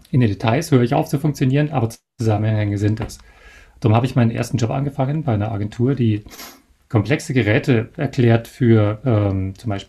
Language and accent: German; Bavaria, Germany; Ich habe es trotzdem gemacht, ähm, weil man, gut, ich komme ja aus Bayern